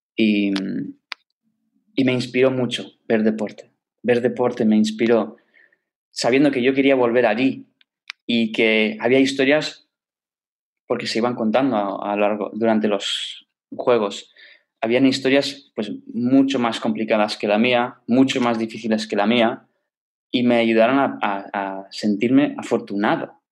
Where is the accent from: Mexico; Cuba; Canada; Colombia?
Canada; Toronto, Ontario; moved away; Yo crecí en, Canadá, en Toronto